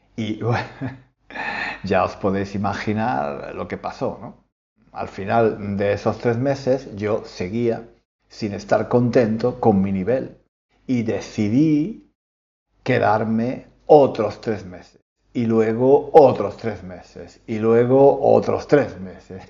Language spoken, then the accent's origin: Spanish; Spain; moved away as an adult; now in London, United Kingdom; yo soy español, pero no vivo en España. Llevo, llevo, llevo más de 25 años viviendo en Londres